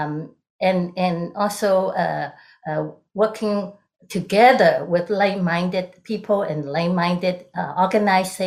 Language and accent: English; Hong Kong; moved away as an adult; now in United States; I'm originally from Hong Kong during the British colony era